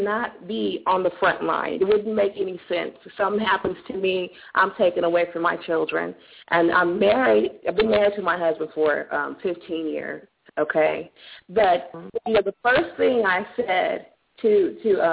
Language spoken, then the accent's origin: English; California, United States; moved away as an adult; now in Dallas, United States; I grew up in California